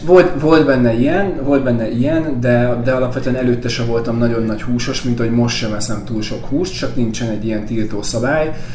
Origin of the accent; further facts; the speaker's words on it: Salgótarján, Nógrád, Hungary; moved away as an adult; also born or lived in Pásztó; now in Budapest, Hungary; Én Pászton születtem, három éves koromtól Salgótarjánban éltünk